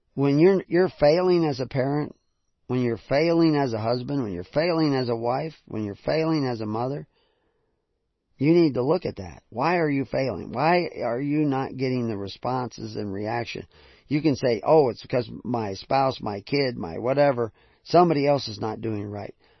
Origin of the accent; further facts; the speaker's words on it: the South, United States; I grew up in the south